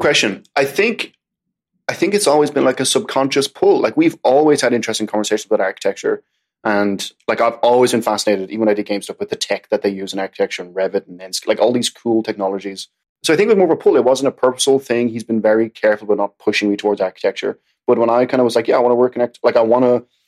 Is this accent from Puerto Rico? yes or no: no; Ireland; now in New York City, United States; I'm Irish